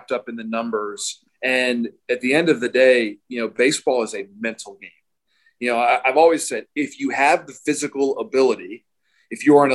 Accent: Baltimore, Maryland, United States; I grew up in Baltimore, Maryland

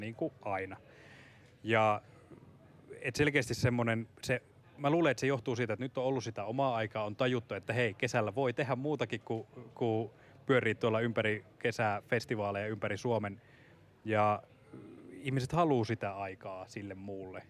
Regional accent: Central Finland, Finland; now in Helsinki, Finland; Olen kotoisin Keski-Suomesta

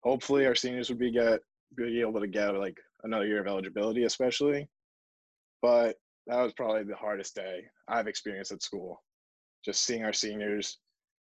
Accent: New England, United States; we're from New England or the Northeast.

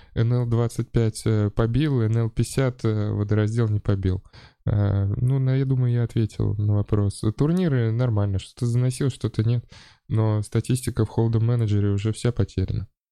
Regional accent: Saint Petersburg, Russia; я вырос на Приморской

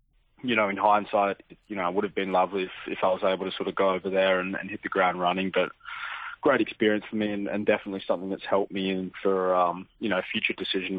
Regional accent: Australia; And I think being an Australian, you're still always... involved in some way or another

